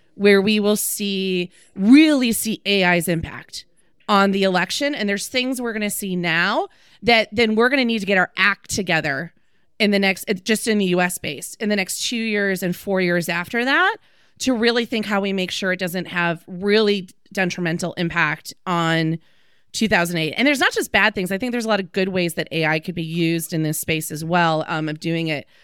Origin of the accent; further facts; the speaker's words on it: Green Bay, Wisconsin, United States; moved away; I'm from Green Bay